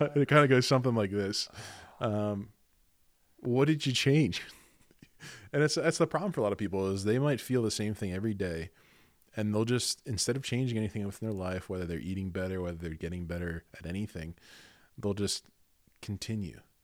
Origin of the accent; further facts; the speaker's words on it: Garnet Valley, Pennsylvania, United States; I'm from Garnet Valley